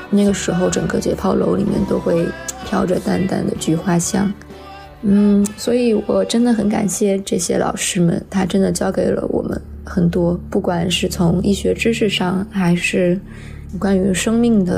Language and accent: Chinese; Beijing, China; 毛书记好，我是你的一位热心听众，我来自北京，我是一名医生。